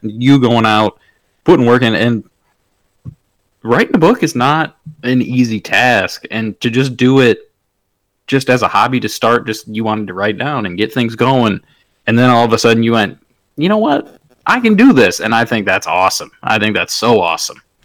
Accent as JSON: {"language": "English", "region": "Michigan", "country": "United States", "said": "I am from Michigan"}